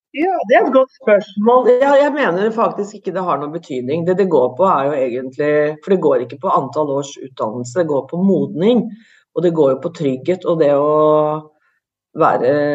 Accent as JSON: {"language": "Norwegian", "country": "Norway", "tie": "born or raised there", "said": "mine foreldre kom fra Italia, jeg er født og oppvokst i Norge"}